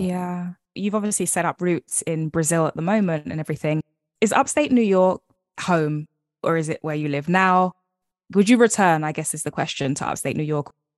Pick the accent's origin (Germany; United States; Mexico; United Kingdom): United Kingdom; London; I live in London, born and raised